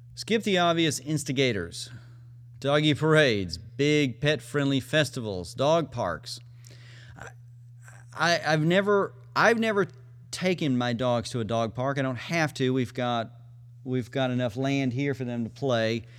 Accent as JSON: {"language": "English", "town": "McGregor", "region": "Texas", "country": "United States", "tie": "born or raised there", "moved": "yes", "said": "McGregor, Texas, the Waco Agility Group, my hometown."}